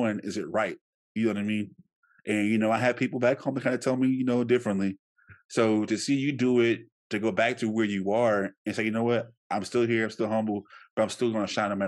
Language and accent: English; Shreveport, Louisiana, United States; I come from Shreveport